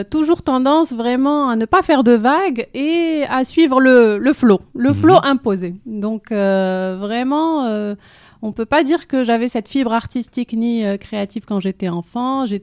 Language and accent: French; Casablanca, Casablanca-Settat, Morocco; J'ai grandi à Casa